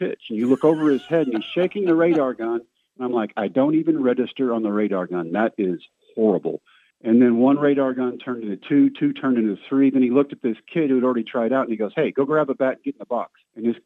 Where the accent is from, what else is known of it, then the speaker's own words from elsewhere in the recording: Brownwood, Texas, United States; I found a tryout in my hometown of Brownwood, Howard Payne University